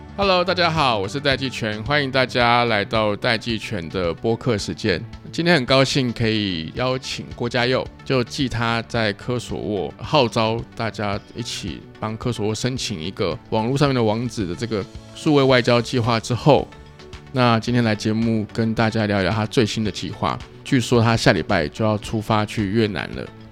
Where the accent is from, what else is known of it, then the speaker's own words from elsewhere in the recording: Taiwan; 我们是台湾